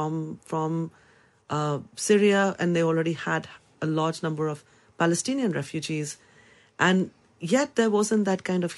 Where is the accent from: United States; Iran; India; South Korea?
India; moved away as an adult; now in London, United Kingdom; I come from India